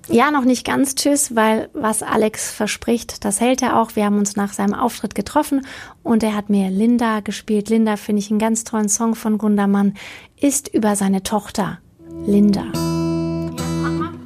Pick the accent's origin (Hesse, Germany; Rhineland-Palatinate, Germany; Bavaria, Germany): Hesse, Germany; Vellmar; moved away as an adult; also born or lived in Bochum; ich komme ja aus Kassel, ne? Also mhm. Kleinstadt Kassel, Fellmar